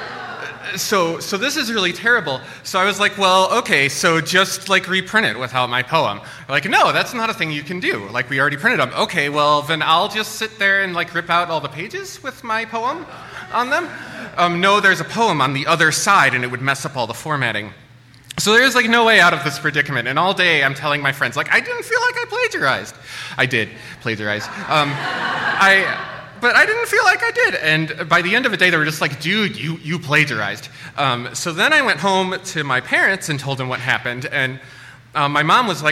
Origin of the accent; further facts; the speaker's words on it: Midwest, United States; I grew up in the Midwest